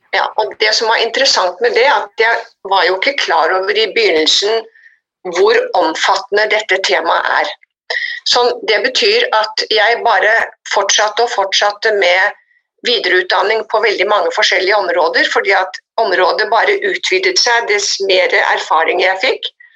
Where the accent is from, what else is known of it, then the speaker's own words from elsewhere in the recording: Oslo, Norway; moved away as an adult; also born or lived in United States; jeg vokste opp i Oslo og dro til USA da jeg var 20 for å bli ett år